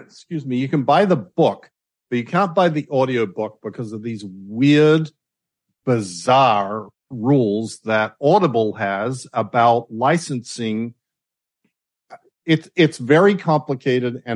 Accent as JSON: {"language": "English", "town": "Adelaide", "region": "South Australia", "country": "Australia", "tie": "born or raised there", "moved": "yes", "said": "we grew up in Adelaide"}